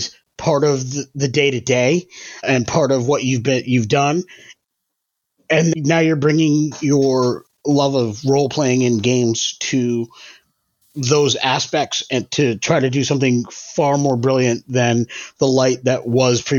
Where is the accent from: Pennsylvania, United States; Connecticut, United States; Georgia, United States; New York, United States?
Connecticut, United States; moved away as an adult; also born or lived in Maine; I moved away to Maine from Connecticut, where I live now